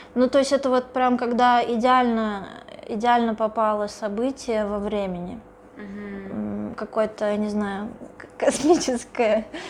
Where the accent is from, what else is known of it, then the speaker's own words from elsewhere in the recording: Russia; я из России